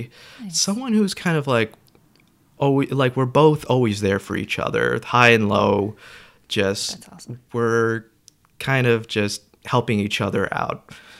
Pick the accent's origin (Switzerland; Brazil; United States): United States; New York; also born or lived in Florida / Georgia; Oh, no. Georgia? I'm originally from New York.